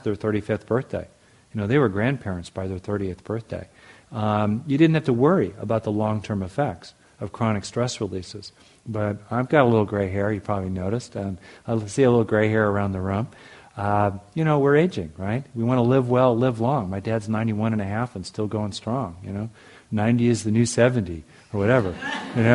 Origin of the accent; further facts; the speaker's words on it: United States; as an American